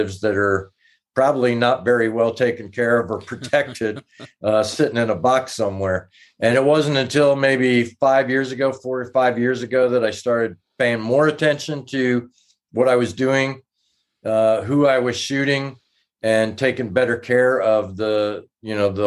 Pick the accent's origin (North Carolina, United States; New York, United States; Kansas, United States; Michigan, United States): New York, United States; New York City; moved away; also born or lived in Tempe, Arizona; I was born in Brooklyn, New York.